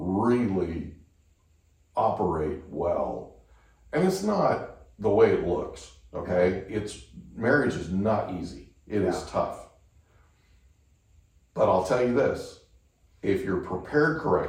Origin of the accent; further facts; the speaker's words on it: Oklahoma, United States; growing up on a farm in Oklahoma